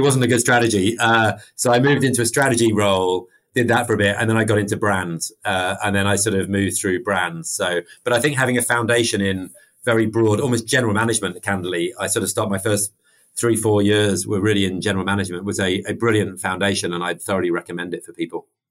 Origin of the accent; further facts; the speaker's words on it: United Kingdom; accent: British; also born or lived in Mexico; everyone can tell I'm I'm British from my my accent